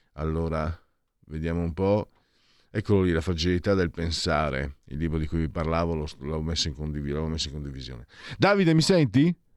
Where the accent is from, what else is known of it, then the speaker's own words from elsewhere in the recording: Friuli-Venezia Giulia, Italy; now in Milan, Italy; sono un grossolano, sono un provinciale, vengo dal Friuli